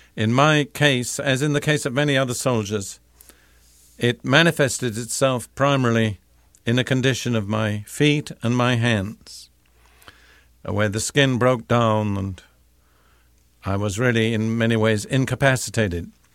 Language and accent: English; United Kingdom; moved away; I'm British by background